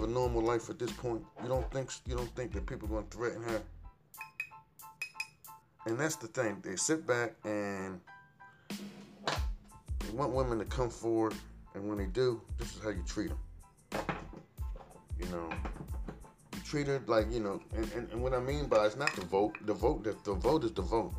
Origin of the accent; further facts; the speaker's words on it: Trenton, New Jersey, United States; moved away; my hometown, my home, Trenton, New Jersey